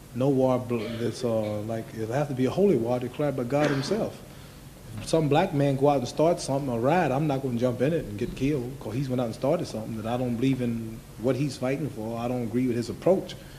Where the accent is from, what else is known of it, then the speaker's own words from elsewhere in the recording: United States; I had to leave that restaurant in my hometown where I went to church